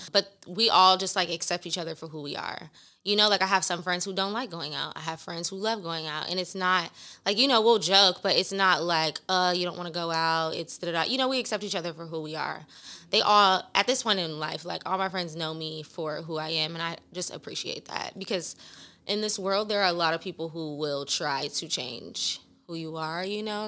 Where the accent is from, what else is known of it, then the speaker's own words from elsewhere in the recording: Los Angeles, California, United States; also born or lived in Inglewood; 'cause it's my hometown